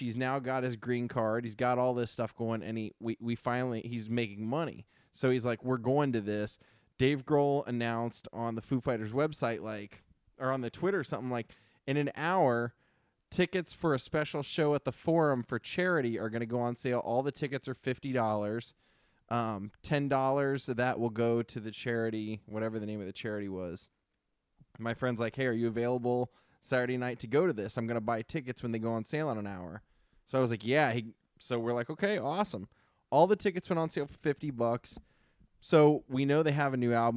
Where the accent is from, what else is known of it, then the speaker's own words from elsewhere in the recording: Ohio, United States; moved away; I grew up in Ohio